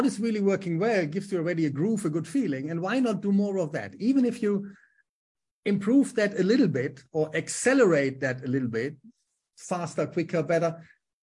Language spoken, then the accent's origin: English; Germany; accent: German; English is a second language; moved away as an adult; also born or lived in Düsseldorf / Manchester / Bolton; my German accent